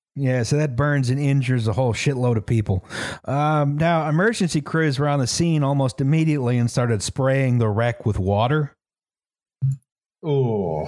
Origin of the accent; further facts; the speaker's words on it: United States; I'm from America